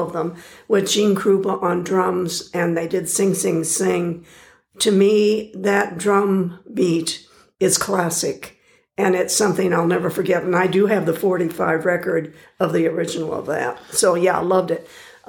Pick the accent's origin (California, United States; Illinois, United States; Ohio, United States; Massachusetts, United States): Illinois, United States; Milford; moved away; I actually grew up 150 miles west of here and 100 miles south of Chicago in a little burg, Milford, Illinois. Population 1,600.